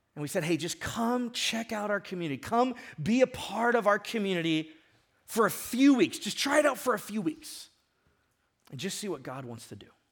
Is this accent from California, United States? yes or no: yes; Ventura, California, United States; I grew up in Ventura and I grew up surfing